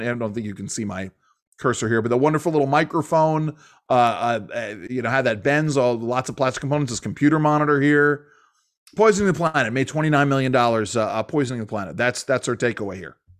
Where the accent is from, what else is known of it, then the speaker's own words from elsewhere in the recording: New York, United States; moved away; growing up in New York